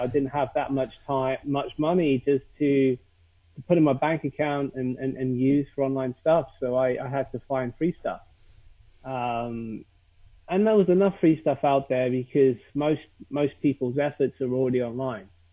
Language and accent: English; United Kingdom; accent: British, posh; now in London, United Kingdom; I am British with my beautiful British accent